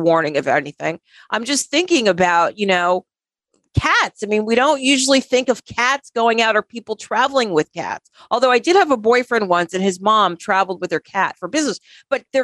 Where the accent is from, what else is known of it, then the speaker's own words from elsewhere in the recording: New York, United States; I'm from New York